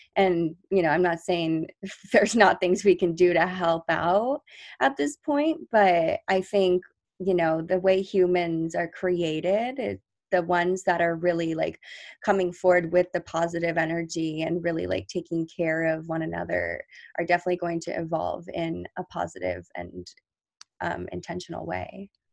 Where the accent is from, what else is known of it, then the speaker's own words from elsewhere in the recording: near La Jolla, California, United States; really close to my hometown